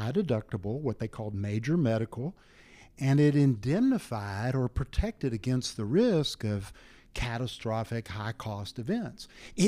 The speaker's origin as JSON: {"language": "English", "town": "San Angelo", "region": "Texas", "country": "United States", "tie": "born there", "said": "When I was born in 1957 in San Angelo, Texas, my parents paid cash to the hospital and to the obstetrician for my delivery."}